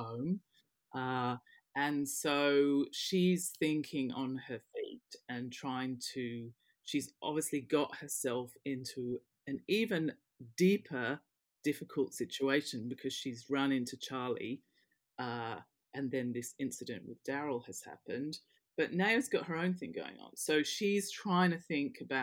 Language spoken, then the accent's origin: English; Western Australia, Australia; moved away as an adult; also born or lived in London, United Kingdom; now in United Kingdom; I had my growing up and formative years in Western Australia.